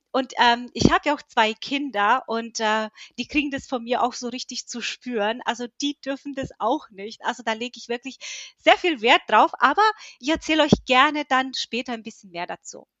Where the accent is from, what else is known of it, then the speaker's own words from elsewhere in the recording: Höchstadt, Bavaria, Germany; ich komme aus Höchstadt, ich bin 41 Jahre alt